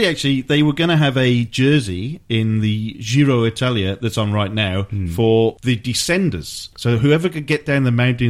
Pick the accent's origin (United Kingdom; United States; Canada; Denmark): United Kingdom; Wales; I say, I'm from Wales.